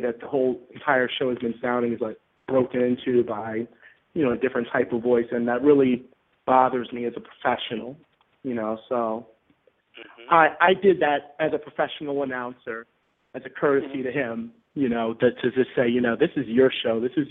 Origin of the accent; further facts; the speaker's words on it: Baltimore, Maryland, United States; now in Bronx, New York, United States; I was originally from Baltimore, Maryland, currently living in the Bronx, New York.